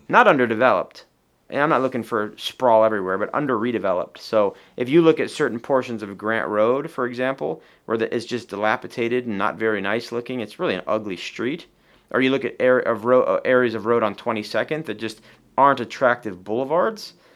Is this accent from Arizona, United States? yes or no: yes; Tucson, Arizona, United States; I'm from Tucson. I'm born and raised there